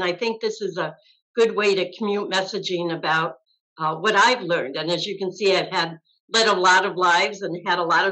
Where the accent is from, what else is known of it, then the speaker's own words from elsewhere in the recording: Massena, New York, United States; also born or lived in Syracuse, New York; now in Tampa Bay, United States; my hometown, Messina, New York